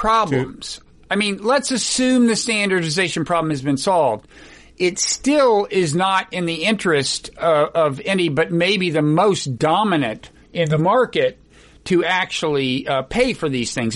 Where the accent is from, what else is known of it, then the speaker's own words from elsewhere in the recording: Oklahoma, United States; I was born in Oklahoma